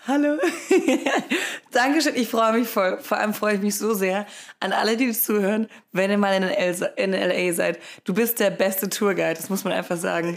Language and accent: German; Rottweil, Baden-Württemberg, Germany; Ich bin nämlich auf einem Bauernhof groß geworden. In der Nähe von Rottweil